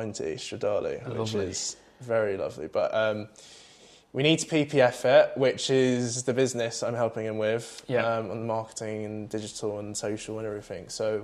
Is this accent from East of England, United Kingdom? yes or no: yes; Southend-on-Sea, East of England, United Kingdom; I grew up in Southend